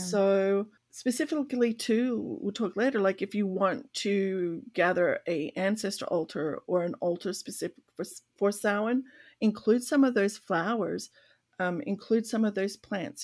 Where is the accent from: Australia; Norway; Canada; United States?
Australia; growing up in Australia